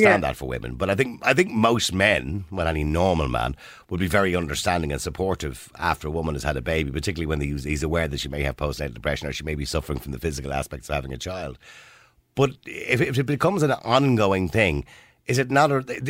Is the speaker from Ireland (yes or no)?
yes; Ireland; we're Irish